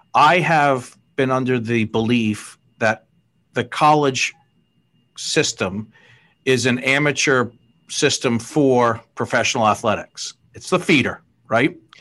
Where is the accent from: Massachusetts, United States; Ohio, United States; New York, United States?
Massachusetts, United States; Fall River; I grew up in Fall River, Mass.